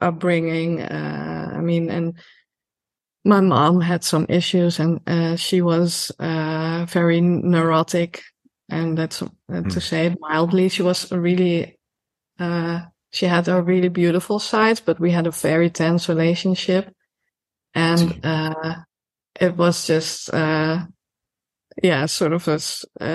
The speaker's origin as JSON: {"language": "English", "country": "Netherlands", "tie": "born or raised there", "also_born_or_lived": "Amsterdam", "said": "I grew up in the Bible Belt. So we have a Bible Belt here as well, just like in the US. It's just smaller, you know, it runs through, Holland"}